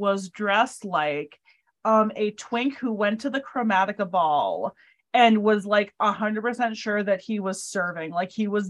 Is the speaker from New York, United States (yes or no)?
yes; Ithaca, New York, United States; I'm from Ithaca.